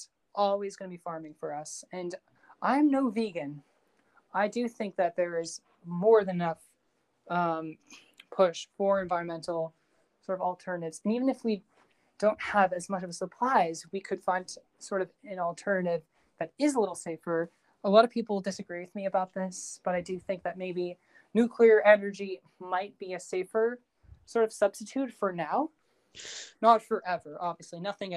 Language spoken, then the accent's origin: English; United Kingdom; I'm British, so I guess that kind of plays a factor.